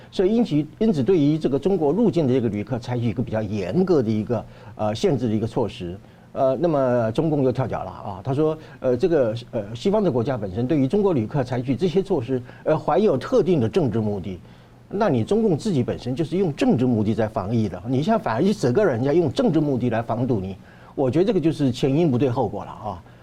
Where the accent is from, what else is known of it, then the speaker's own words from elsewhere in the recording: Taiwan; 我觉得这个很值得我们台湾人做一些，啊，启发